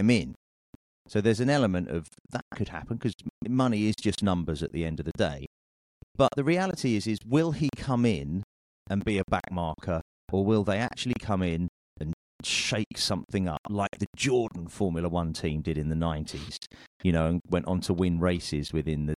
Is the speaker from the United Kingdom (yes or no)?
yes; United Kingdom; I'm a Brit.